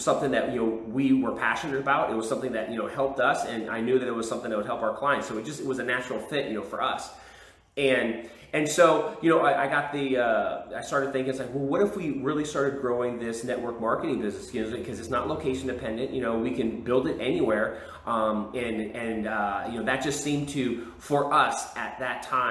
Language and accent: English; California, United States; moved away as an adult; now in Texas, United States; I was from California, my wife was from Texas